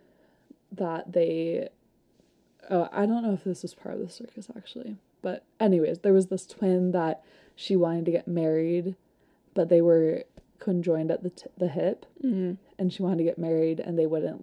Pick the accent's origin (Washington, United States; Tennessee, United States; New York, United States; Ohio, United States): Washington, United States; Seattle; I'm from Seattle